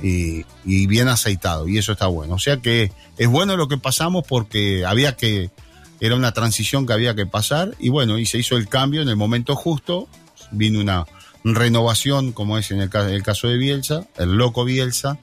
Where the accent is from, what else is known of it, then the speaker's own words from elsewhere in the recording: Rocha, Uruguay; yo soy nacido en Rocha Ciudad. La mayoría somos nacidos en Rocha Ciudad